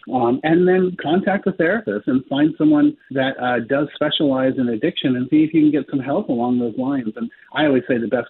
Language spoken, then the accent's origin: English; Palo Alto, California, United States; Stanford University, where I was born in Stanford University, back in Palo Alto, California